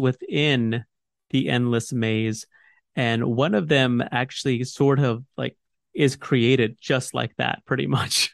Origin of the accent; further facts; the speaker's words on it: United States; I'm an American.